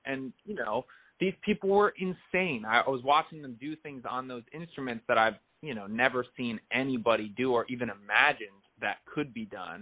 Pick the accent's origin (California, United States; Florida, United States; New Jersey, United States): New Jersey, United States; also born or lived in New York City; now in Los Angeles, United States; I grew up in North Jersey